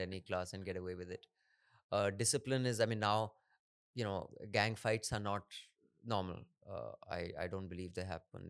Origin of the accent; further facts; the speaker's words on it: Dehradun, Uttarakhand, India; I grew up in Dehradun.